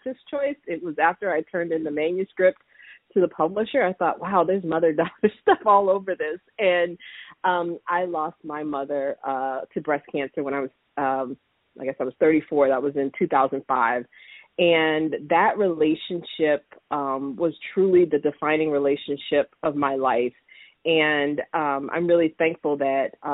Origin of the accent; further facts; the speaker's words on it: Florida, United States; moved away; I grew up in Florida